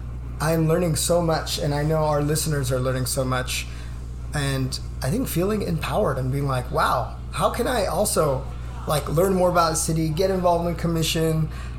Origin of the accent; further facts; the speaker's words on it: Modesto, California, United States; My parents came first gen from Mexico, and I'm first gen now, born and raised in Modesto.